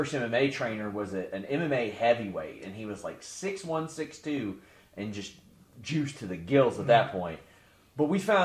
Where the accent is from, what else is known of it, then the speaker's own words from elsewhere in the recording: Kentucky, United States; I'm from Kentucky.